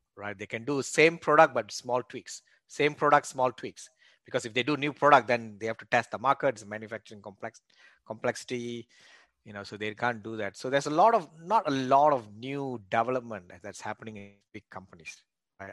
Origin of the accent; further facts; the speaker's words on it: Malaysia; moved away as an adult; also born or lived in Australia; now in United States; I was born and raised in Malaysia